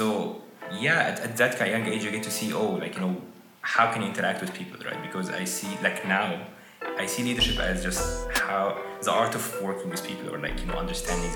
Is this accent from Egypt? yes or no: yes; Egypt; moved away; from Egypt.